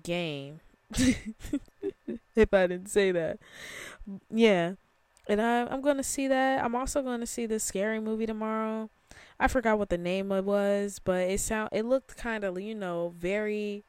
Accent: Chicago, Illinois, United States; I am from Chicago

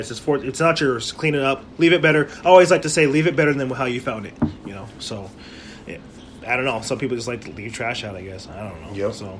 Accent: Las Vegas, Nevada, United States; moved away; I grew up in Las Vegas

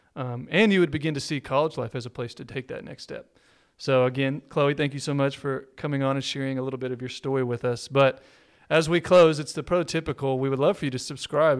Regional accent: Texas, United States; I'm a Texan

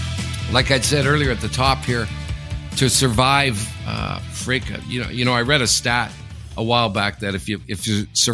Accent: Sudbury, Ontario, Canada; I come from a small town. I'm from Sudbury, but it's not as small as there.

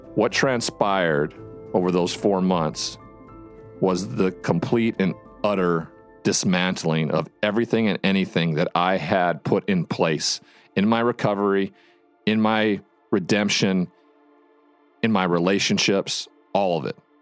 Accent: Montana, United States; my home state of Montana

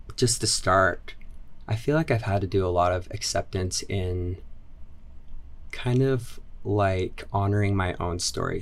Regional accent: Orem, Utah, United States; also born or lived in Highland, Utah; I am originally from Utah County. I grew up in Orem for ten years, and then when I was fifteen, my family moved to Highland.

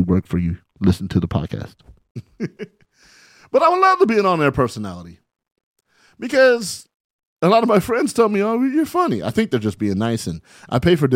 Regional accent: San Bernardino, California, United States; here I am from San Bernardino, California, you know, 43 years old, living my dream.

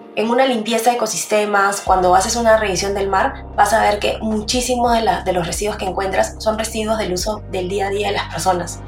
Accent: Peru; nuestro país tiene 1.500 más o menos mapeados botaderos ilegales

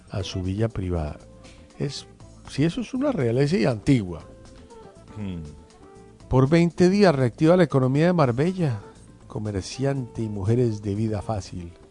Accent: Colombia; nuestras vidas como colombianos

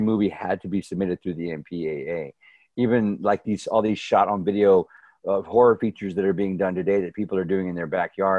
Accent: near San Antonio, Texas, United States; I grew up in San Antonio, near San Antonio, Texas, in a small town called Holotus, Texas. It was about 25 minutes northwest of San Antonio

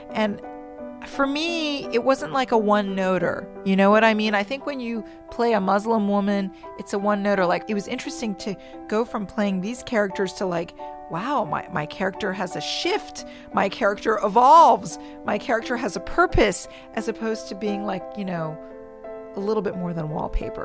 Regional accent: Washington, District of Columbia, United States; I'm from Washington, D.C.

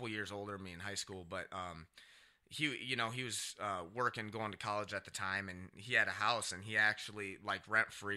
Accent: Cedar Rapids, Iowa, United States; Cedar Rapids

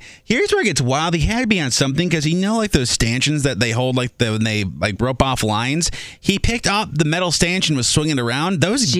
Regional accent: Minnesota, United States; Yes, mine from MSP Airport, which is Minneapolis, St. Paul, in the great state of Minnesota, my home state.

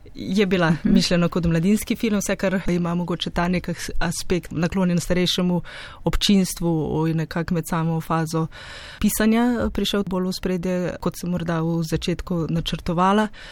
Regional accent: Slovenia; also born or lived in Ljubljana, Slovenia / Krško, Slovenia; skoraj v mojem domačem kraju

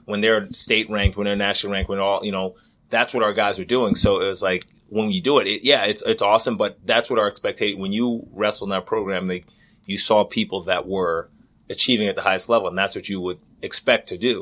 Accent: Middle Island, New York, United States; moved away; I grew up in Middle Island, New York

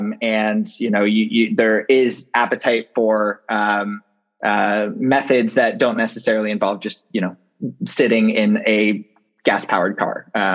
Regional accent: Santa Monica, California, United States; I was born and raised in Santa Monica, and the house that I grew up in and my parents still live in was built in the 1930s for Douglas aircraft workers

